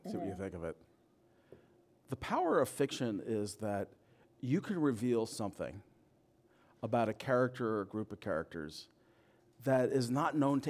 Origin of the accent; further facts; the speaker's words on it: Brooklyn, New York, United States; I was raised in Brooklyn.